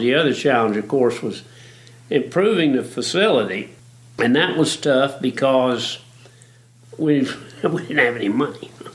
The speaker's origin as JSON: {"language": "English", "town": "Belmont", "region": "North Carolina", "country": "United States", "tie": "born or raised there", "said": "I was born in Belmont, North Carolina, and that was about as rough a town as you could get"}